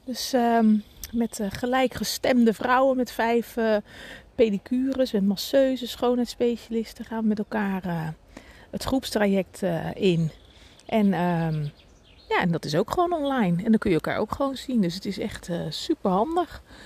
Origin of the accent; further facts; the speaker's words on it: Reeuwijk, South Holland, Netherlands; ik ben in Reewijk geboren, getogen en even weggegaan en weer teruggegaan